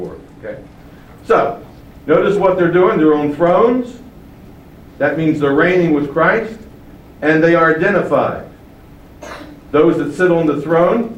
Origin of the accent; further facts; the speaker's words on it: Baltimore, Maryland, United States; I grew up in Baltimore, which was a very political city with a strong mayor in the city